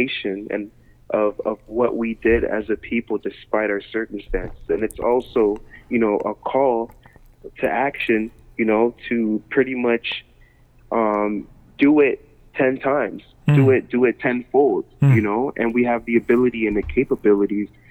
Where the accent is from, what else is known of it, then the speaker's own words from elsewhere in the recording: Toronto, Ontario, Canada; I was born in Toronto